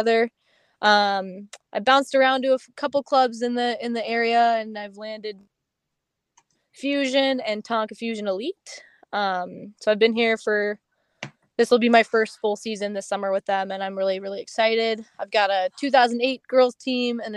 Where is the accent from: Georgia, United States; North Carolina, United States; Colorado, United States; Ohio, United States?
Colorado, United States; Colorado Springs; moved away as an adult; now in Minneapolis, United States; I grew up in Colorado Springs, Colorado